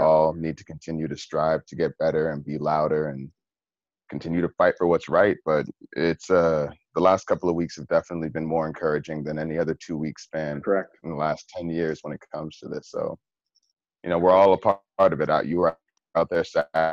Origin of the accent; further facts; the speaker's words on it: New York, United States; growing up in New York, I mean, being an avid user of the MTA